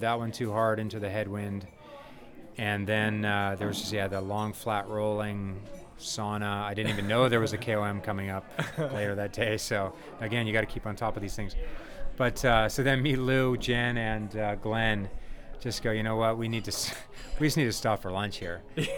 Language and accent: English; Vancouver, British Columbia, Canada; now in Scottsdale, United States; I am originally from Vancouver, Canada. And I live now in Scottsdale, Arizona with my wife, beautiful wife, and Claudia, and Olivia, my 8-year-old daughter.